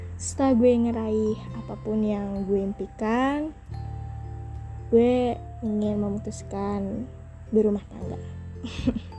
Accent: Bandar Jaya, Lampung, Indonesia; Lahir di Bandar Jaya 30 Juni 2003, Lampung Tengah, Provinsi Lampung

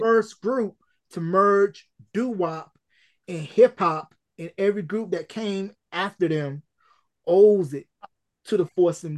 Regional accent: North Carolina, United States; my hometown in North Carolina

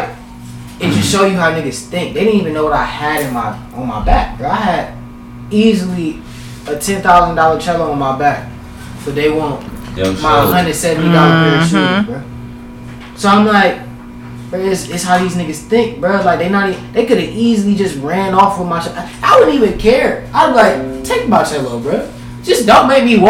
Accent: Cleveland, Ohio, United States; I'm from 105.

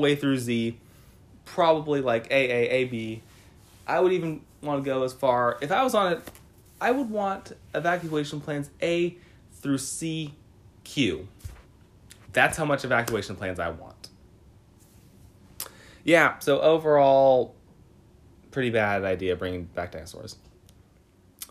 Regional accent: near Sacramento, California, United States; I grew up near Sacramento. I literally lived 30 minutes away from Sacramento for pretty much my whole life

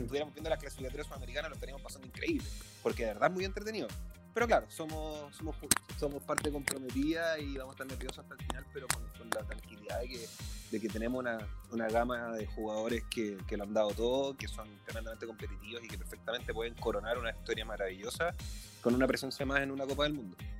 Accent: Chile; bien sabemos los chilenos

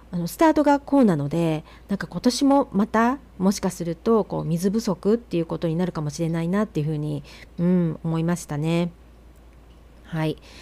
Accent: Nagano, Japan; now in Oregon, United States; 私はね長野出身なので

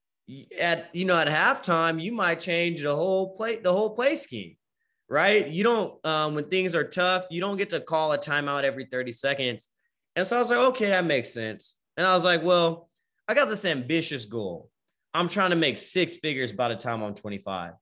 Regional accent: Bay Area, California, United States; moved away as an adult; also born or lived in Richmond, California / Vallejo, California / Oakland, California / Stockton, California; now in Austin, United States; I'm from the Bay Area, right? Born and raised. We moved around a lot

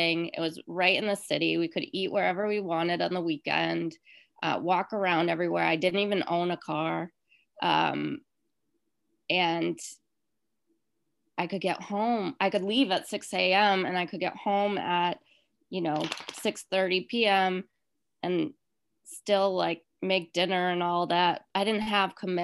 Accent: Rhode Island, United States; moved away; I'm from Rhode Island

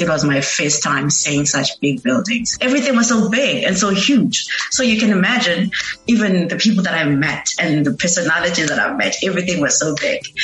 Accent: Eastern Cape, South Africa; moved away as an adult; now in Cape Town, South Africa; I'm from the Eastern Cape. I moved to Cape Town in 2019, searching for greener pastures

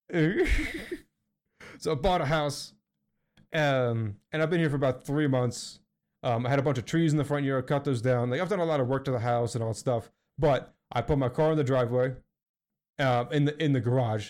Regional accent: Philadelphia, Pennsylvania, United States; I'm from Philly

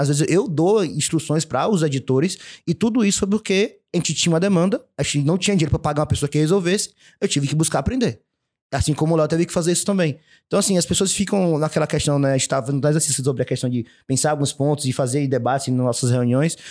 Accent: Salvador, Bahia, Brazil; nós somos de Salvador, o lugar que frio é vinte e cinco graus

